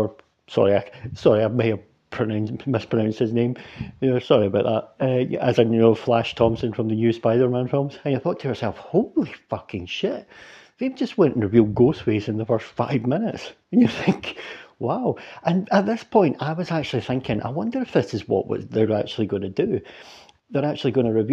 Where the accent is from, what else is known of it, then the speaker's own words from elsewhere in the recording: Scotland, United Kingdom; I'm a Scottish dude